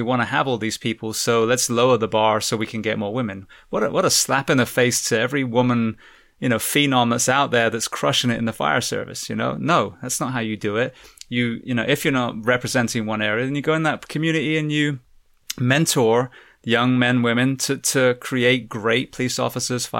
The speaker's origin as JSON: {"language": "English", "region": "England", "country": "United Kingdom", "also_born_or_lived": "California", "moved": "yes", "said": "I'm originally from England"}